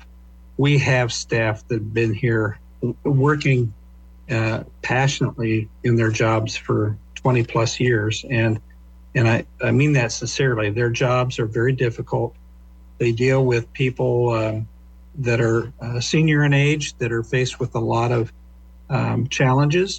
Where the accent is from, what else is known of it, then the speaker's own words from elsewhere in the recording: Lincoln, Nebraska, United States; moved away as an adult; I was born and raised in Lincoln. Local guy.